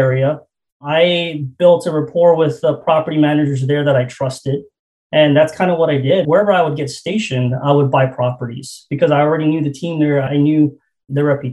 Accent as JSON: {"language": "English", "country": "Guam", "tie": "born or raised there", "moved": "as an adult", "said": "I'm born and raised in Guam. It's a U.S. territory in the Pacific Islands. I was born and raised there until I was 25 years old"}